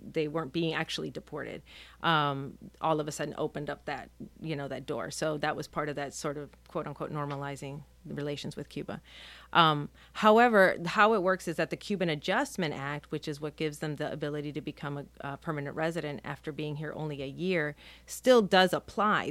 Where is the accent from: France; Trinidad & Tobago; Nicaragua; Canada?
Nicaragua; now in Key West, United States; I'm a Nicaraguan national. I was born in Nicaragua.